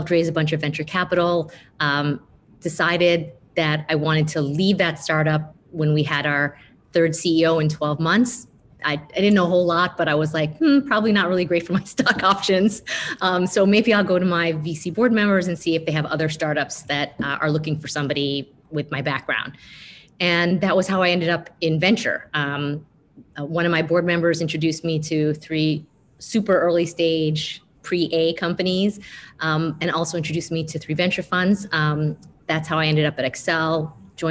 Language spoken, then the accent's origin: English; small town outside of Buffalo, New York, United States; also born or lived in Jakarta, Indonesia / Michigan; growing up in a small town outside of Buffalo, New York